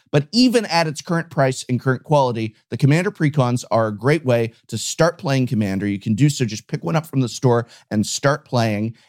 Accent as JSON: {"language": "English", "country": "United States"}